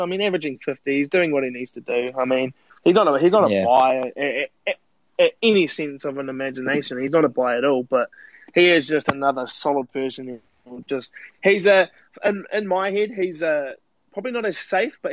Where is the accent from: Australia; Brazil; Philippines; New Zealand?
New Zealand; as like a New Zealander